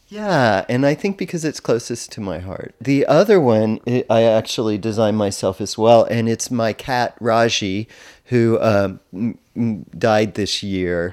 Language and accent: English; Texas, United States; growing up in Texas